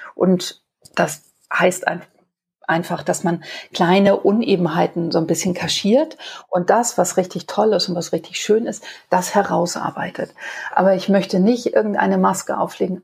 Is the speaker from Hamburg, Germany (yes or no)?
yes; Hamburg, Germany; Also mein Vater hat ein Kabarett äh, für Travestie bei uns in Hamburg auf der Reeperbahn. Und da bin ich als kleines Mädchen aufgewachsen